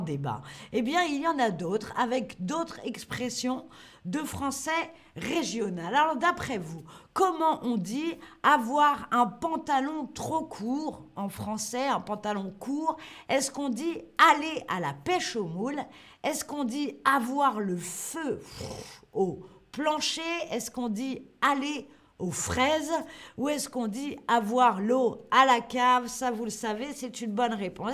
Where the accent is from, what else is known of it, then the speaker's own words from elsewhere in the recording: Paris, Île-de-France, France; now in Germany; je suis de Paris